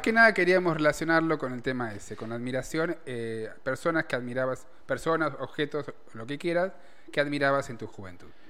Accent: Argentina; acá en Argentina, como buenos argentinos que somos, acomodamos las tradiciones a nuestro gusto y piacere

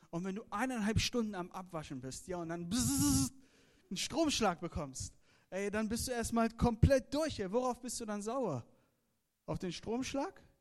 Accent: Iran; born there; Ihr müsst verstehen, ich bin gebürtiger Iraner, ja? Das sind meine iranischen Freunde.

